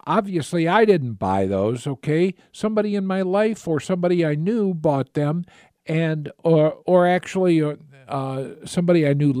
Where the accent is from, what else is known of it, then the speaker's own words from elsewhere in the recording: Kanagawa, Japan; born there; I actually, I was born in Japan when my father was in the Navy. So he was stationed in Kamiseya there.